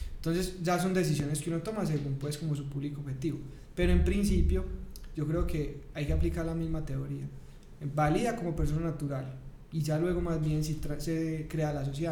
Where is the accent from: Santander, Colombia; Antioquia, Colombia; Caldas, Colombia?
Antioquia, Colombia; Paisa; also born or lived in Bogotá; como buen paisa, primíparo